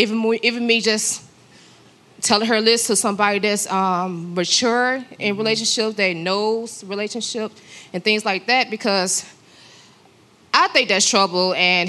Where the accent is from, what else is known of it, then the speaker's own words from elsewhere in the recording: Phoenix, Arizona, United States; I'm from Phoenix, Arizona.